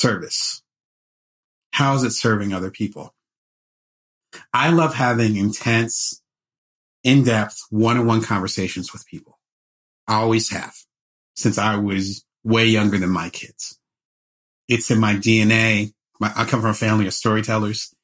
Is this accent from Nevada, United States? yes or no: no; Atlantic City, New Jersey, United States; now in Las Vegas, United States; I'm originally from Atlantic City. I live in Las Vegas now